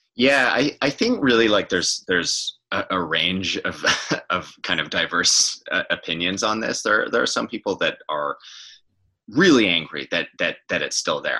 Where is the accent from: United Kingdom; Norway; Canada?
Canada; West Coast; moved away as an adult; now in Toronto, Canada; I'm from the West Coast